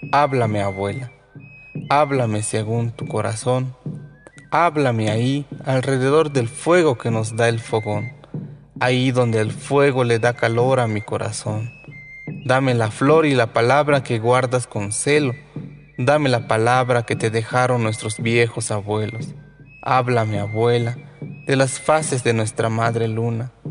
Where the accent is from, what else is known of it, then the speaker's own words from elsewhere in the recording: Tenejapa, Chiapas, Mexico; perteneciente a los linajes Is y Uch. Yo soy originario de Joveltó, mejor conocido como Tenejapa, Chiapas.